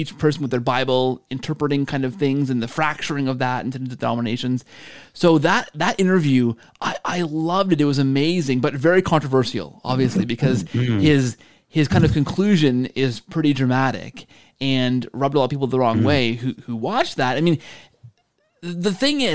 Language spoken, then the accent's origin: English; Canada; I'm Canadian